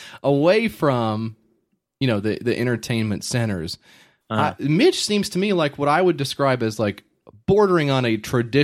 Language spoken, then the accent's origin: English; Nashville, Tennessee, United States